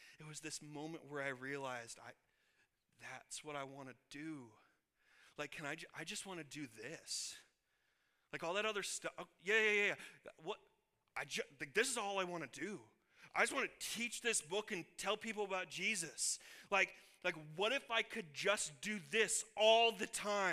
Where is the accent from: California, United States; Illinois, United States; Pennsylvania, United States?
Illinois, United States; moved away as an adult; also born or lived in Kansas; I was born and raised in Illinois